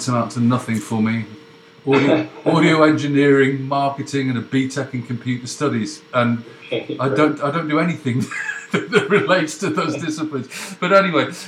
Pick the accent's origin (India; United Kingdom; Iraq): United Kingdom; England; I'm English